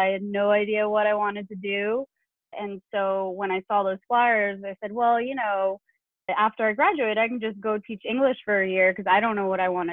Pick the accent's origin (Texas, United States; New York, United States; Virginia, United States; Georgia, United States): New York, United States; suburbs of New York City, United States; moved away as an adult; also born or lived in Saratoga Springs, New York / China; I am from New York. I am in New York. I grew up just outside of New York City in the suburbs.